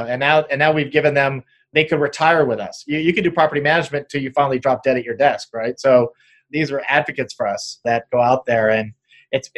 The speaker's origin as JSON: {"language": "English", "town": "Apple Valley", "region": "California", "country": "United States", "said": "Southern California, I'm from Apple Valley"}